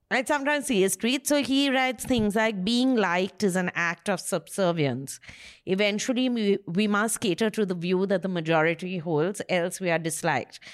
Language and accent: English; Kolkata, West Bengal, India; he's from my school